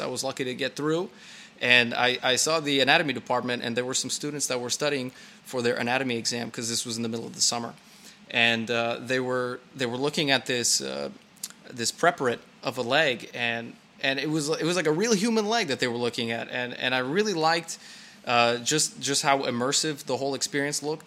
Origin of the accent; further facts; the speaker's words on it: California, United States; moved away as an adult; now in Brno, Czechia; I was born and raised in California